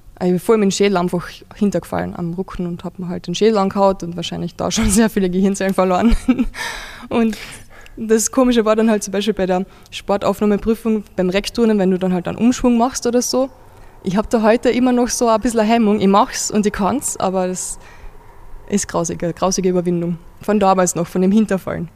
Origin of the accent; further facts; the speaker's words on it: Carinthia, Austria; now in Vienna, Austria; ich wohne in Kärnten